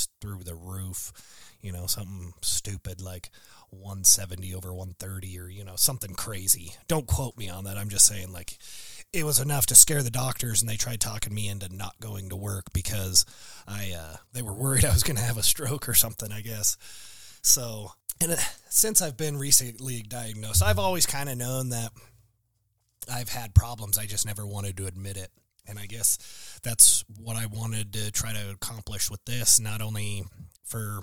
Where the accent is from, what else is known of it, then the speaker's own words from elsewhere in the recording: Casper, Wyoming, United States; moved away as an adult; I born and raised in Casper, Wyoming